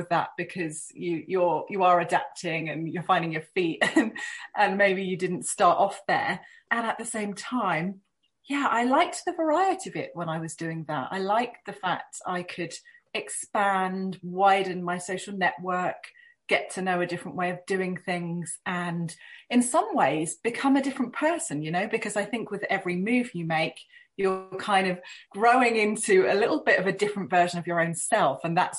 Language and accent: English; United Kingdom; But I do have to say that as a Brit, moving within the UK was fairly natural and didn't pose too many challenges for me.